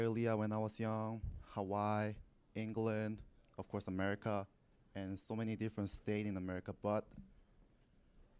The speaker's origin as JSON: {"language": "English", "country": "South Korea", "said": "I'm South Korean"}